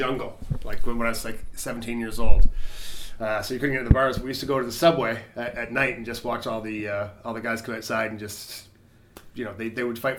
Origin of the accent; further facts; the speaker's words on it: Smiths Falls, Ontario, Canada; moved away; I'm from Smiths Falls originally.